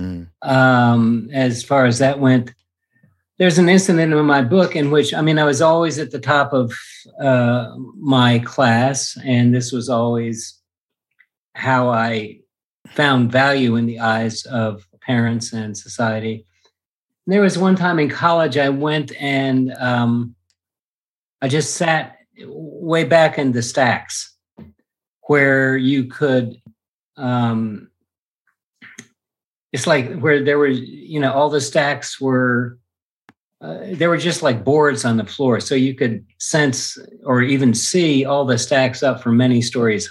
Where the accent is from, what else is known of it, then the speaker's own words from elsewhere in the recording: East Coast, United States; I grew up on the East Coast in a upper class, middle class, white Anglo-Saxon Protestant family in the 50s